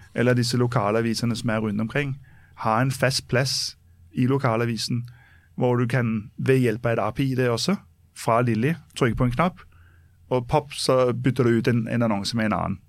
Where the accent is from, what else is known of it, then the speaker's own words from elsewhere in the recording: Copenhagen, Capital Region of Denmark, Denmark; now in Norway; jeg er født og oppvokst i København